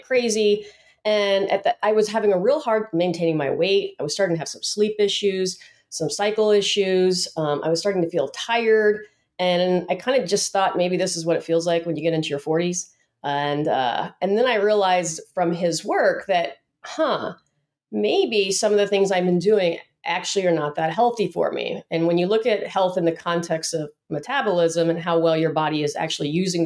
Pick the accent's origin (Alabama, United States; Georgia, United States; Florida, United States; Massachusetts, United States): Georgia, United States; Atlanta; moved away as an adult; now in San Diego, United States; I came from Atlanta, Georgia